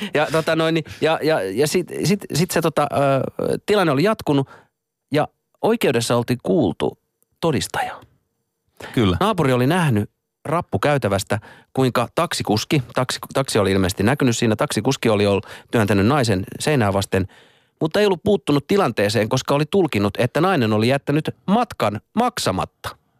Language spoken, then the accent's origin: Finnish; Hollola, Päijät-Häme, Finland; moved away; mähän oon itse tota Hollalasta